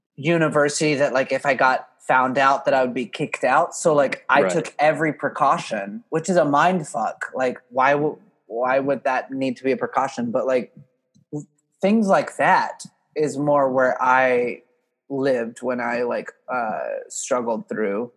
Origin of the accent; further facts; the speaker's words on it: Oklahoma, United States; where I grew up in Oklahoma